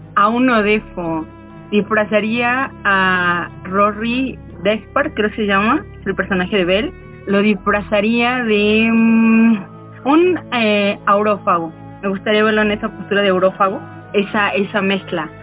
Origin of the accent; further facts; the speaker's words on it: Mexico City, Mexico; soy de México de la Ciudad de México